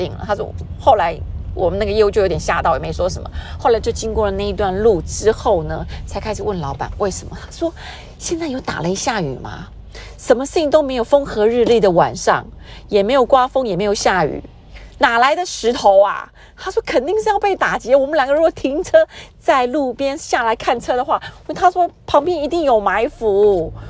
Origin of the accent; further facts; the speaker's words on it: Taiwan; 我已经会开车，在台湾开了很久的车子